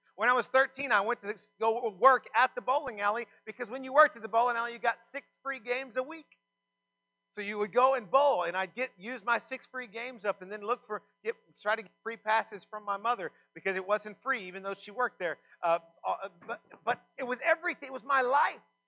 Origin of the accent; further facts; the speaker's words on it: Texas, United States; I'm from Texas